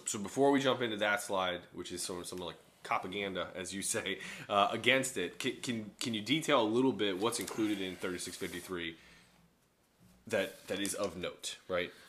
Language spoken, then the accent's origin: English; Chicago, Illinois, United States; growing up in Chicago